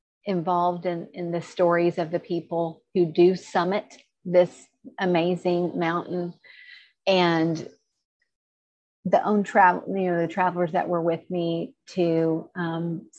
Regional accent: the South, United States; I grew up in the South

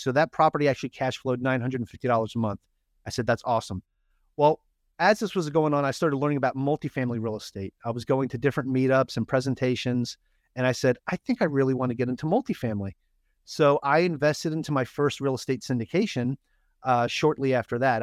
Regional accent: New York, United States; moved away; I'm from New York

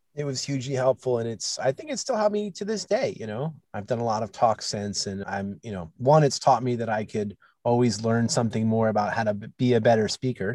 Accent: New York, United States; growing up in, in New York

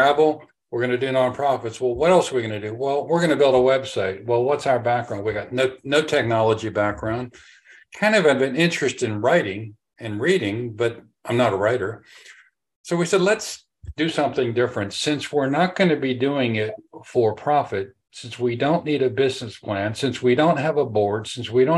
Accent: Pittsburgh, Pennsylvania, United States; also born or lived in England / Tampa Bay, Florida; now in Tampa, United States; I'm originally from Pittsburgh, but we moved here to Tampa

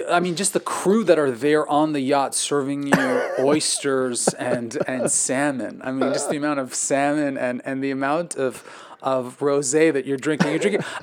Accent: Quebec, Canada; we talked about being Canadian, okay, growing right, up in the same part of Canada in Quebec.

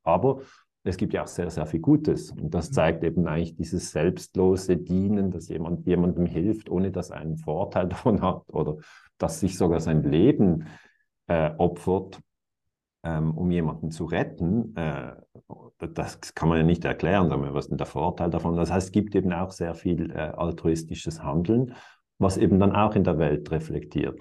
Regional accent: Switzerland; für mich als Schweizer

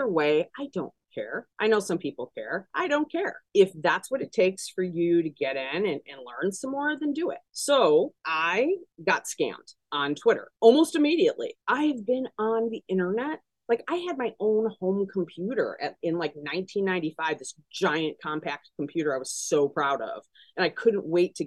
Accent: Detroit, Michigan, United States; moved away as an adult; now in Chicago, United States; I'm from Metro Detroit originally. That's where I grew up.

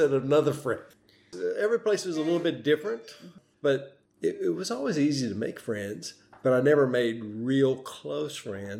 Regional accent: North Carolina, United States; also born or lived in Tennessee / Indiana; Well, I was born in Tennessee, but that's not really where I feel like I grew up. I feel like North Carolina is my home. And we stayed in Tennessee until 64 when we moved up north to Indiana.

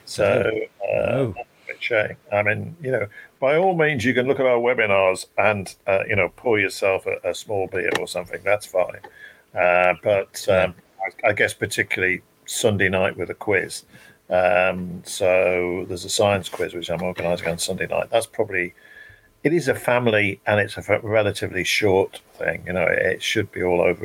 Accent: Shropshire, West Midlands, United Kingdom; moved away; I come from Shropshire originally, and I moved back to Shropshire

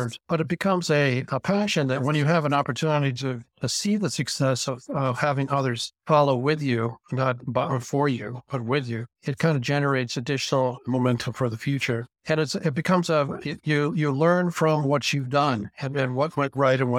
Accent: Bay Area of California, United States; I was raised in the Bay Area of California back when, that in 1950, when before things got crazy

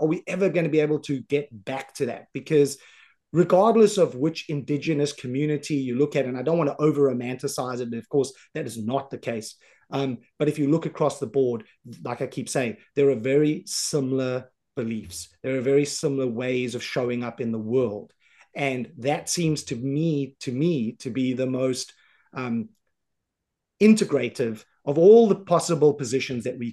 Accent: Johannesburg, Gauteng, South Africa; moved away; I grew up in South Africa. I grew up on the south side of Johannesburg

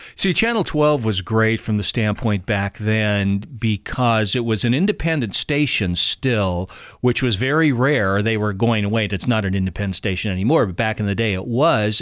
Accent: Keizer, Oregon, United States; these two kids growing up in Kaiser

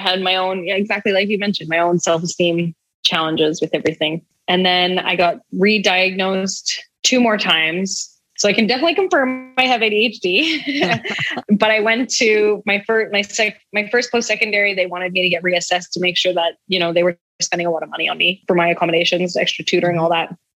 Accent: Calgary, Alberta, Canada; moved away as an adult; also born or lived in Vancouver, Canada; now in Mexico; I'm from Calgary, Alberta in Canada, which is super cold right now

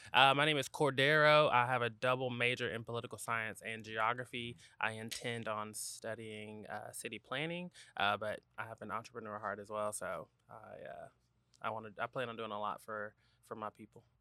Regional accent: Gwinnett County, Georgia, United States; also born or lived in Talladega, Alabama; I went to high school in Gwinnett County.

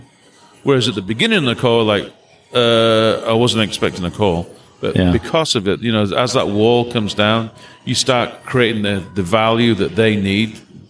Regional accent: England, United Kingdom; now in Nashville, United States; Well, I'm from England. And, what are you doing in Nashville? Oh, I'm a drummer and I came here.

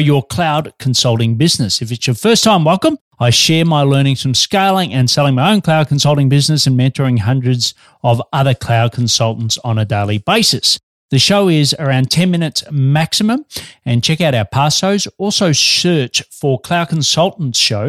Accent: Australia; also born or lived in Melbourne, Australia; I'm an Aussie working globally from Melbourne, Australia

